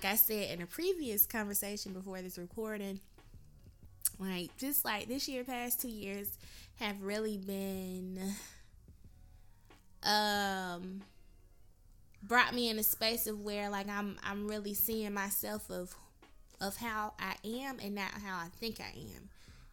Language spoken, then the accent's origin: English; Macon, Georgia, United States; moved away as an adult; now in Atlanta, United States; I'm from Macon, Georgia